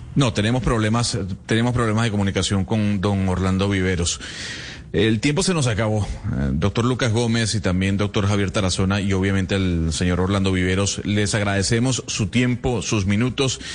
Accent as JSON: {"language": "Spanish", "country": "Venezuela", "said": "como venezolano"}